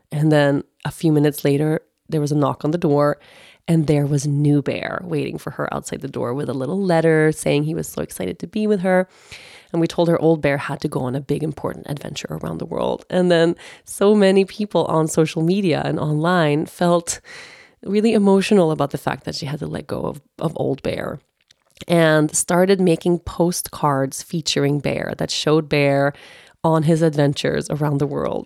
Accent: Sweden; moved away; also born or lived in Costa Rica / United States / Aruba; I lived literally fif, fifteen years I was away from Sweden

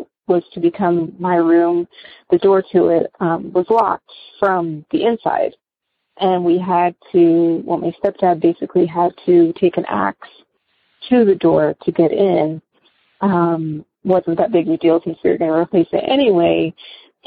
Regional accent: West Palm Beach, Florida, United States; I'm originally from West Palm Beach, Florida

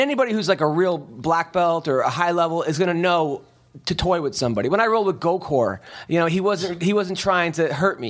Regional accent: United States; I'm from uh, America

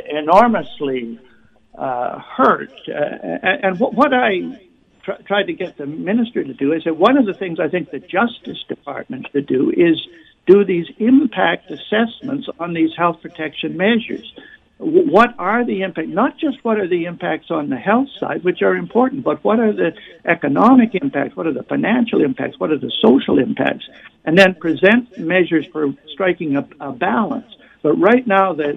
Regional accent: Canada; I'm also a Canadian.

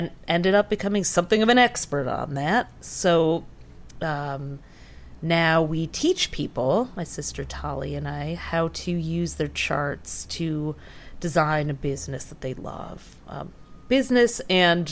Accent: Detroit, Michigan, United States; my sister growing up in Detroit

